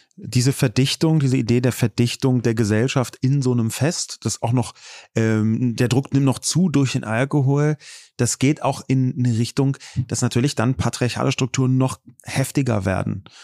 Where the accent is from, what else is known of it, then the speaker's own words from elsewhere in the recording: Berlin, Germany; ich bin ja selbst hier geboren und aufgewachsen in West-Berlin